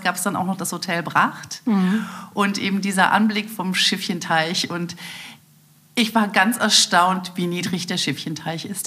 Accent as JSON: {"language": "German", "town": "Aachen", "region": "North Rhine-Westphalia", "country": "Germany", "tie": "born or raised there", "also_born_or_lived": "Düsseldorf", "said": "geboren wurde ich in Düsseldorf, aber ich habe dort nur die ersten drei Tage meines Lebens verbracht und danach brachten meine Eltern mich nach Aachen, wo meine Familie mittlerweile wohnte und ich betrachte mich als Uraachener als Öschermädchen."}